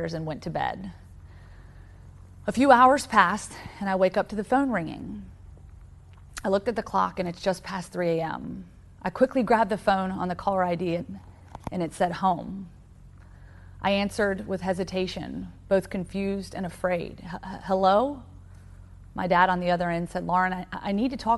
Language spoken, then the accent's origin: English; Roanoke, Virginia, United States; the quiet suburban neighborhood that I grew up in Roanoke, Virginia.